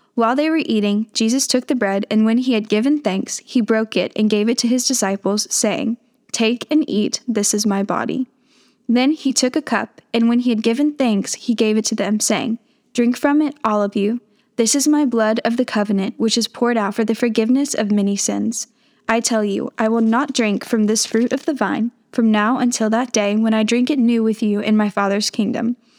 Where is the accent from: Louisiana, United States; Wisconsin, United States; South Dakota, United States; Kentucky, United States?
Kentucky, United States; I'm from Kentucky, so I'm surrounded by courses. It's just part of the culture, right?